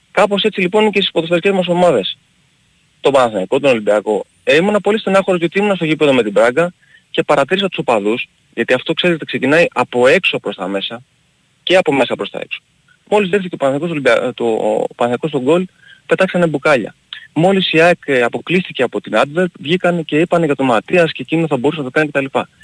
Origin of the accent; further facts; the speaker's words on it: Greece; εμείς οι Έλληνες